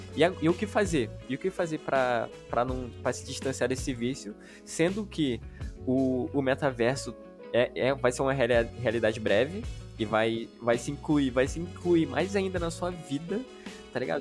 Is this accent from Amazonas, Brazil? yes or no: yes; Parintins, Amazonas, Brazil; also born or lived in Manaus / Cabo Frio; now in Itaboraí, Brazil; eu cresci no interior do Amazonas, que é em Parintins